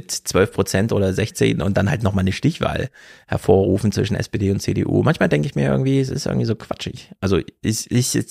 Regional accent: East Germany, Germany; weil ich komme ja nur aus dem Osten rüber

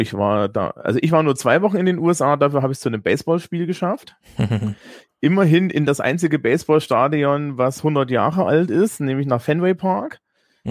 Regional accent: Germany; als Deutscher

